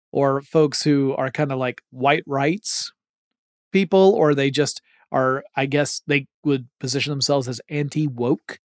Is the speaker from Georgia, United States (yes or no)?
yes; Atlanta, Georgia, United States; my hometown of Atlanta, Georgia